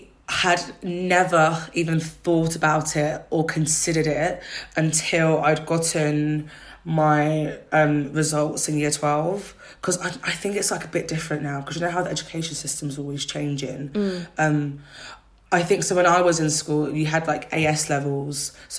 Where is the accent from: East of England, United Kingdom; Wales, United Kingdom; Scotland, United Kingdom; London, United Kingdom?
East of England, United Kingdom; Brentwood; I'm from Brentwood, and it was like Brentwood was towie.